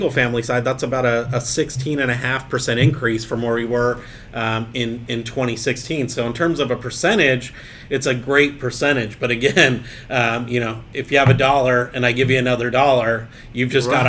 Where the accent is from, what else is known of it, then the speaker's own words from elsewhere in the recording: San Diego County, California, United States; My hometown of San Diego County